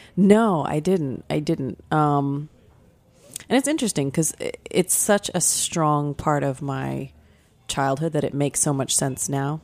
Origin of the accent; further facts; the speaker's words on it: Florida, United States; moved away; I grew up in Florida.